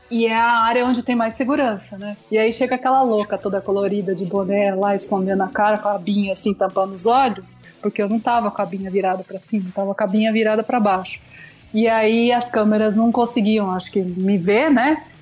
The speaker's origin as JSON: {"language": "Portuguese", "region": "Northeast Region", "country": "Brazil", "said": "Eu sou do Nordeste."}